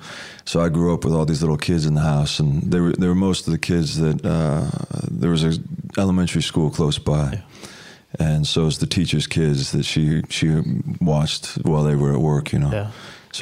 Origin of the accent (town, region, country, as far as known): Anaheim, California, United States; born or raised there; also born or lived in Los Angeles, California